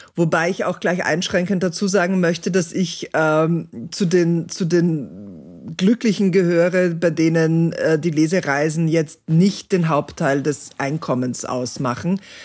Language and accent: German; Austria; bei uns in Österreich